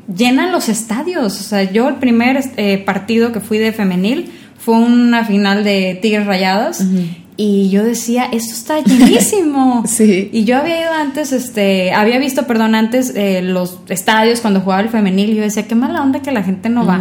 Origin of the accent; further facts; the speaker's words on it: Sinaloa, Mexico; now in Monterrey, Mexico; Yo la verdad no soy de aquí, yo soy de Sinaloa.